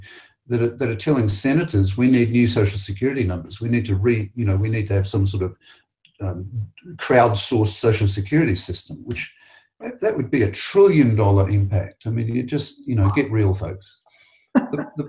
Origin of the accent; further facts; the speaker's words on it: Sydney, New South Wales, Australia; the Identirati came to my hometown